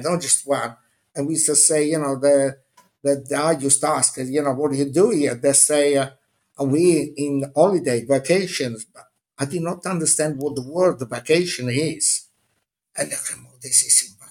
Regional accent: Minori, Campania, Italy; English is a second language; moved away as an adult; now in London, United Kingdom; I was born 30 meters above the sea in a little village of Amalfi Coast, Minori, where the sea was my swimming pool

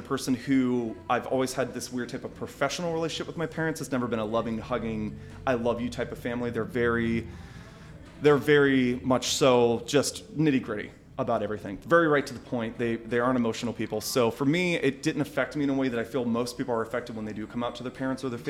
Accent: West Virginia, United States; when I was growing up, I mean, I come from West Virginia.

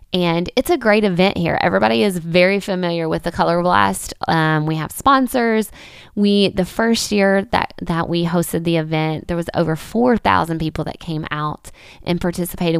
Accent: Winthrop, Kentucky, United States; I did start a nonprofit called Puzzle Pieces here in my hometown of Winthrop, Kentucky

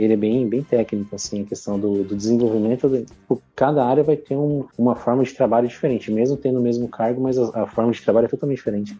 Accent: Campo Grande, Mato Grosso do Sul, Brazil; moved away as an adult; now in Foz do Iguaçu, Brazil; sou campo-grandense, atualmente moro aqui em Foz do Iguaçu

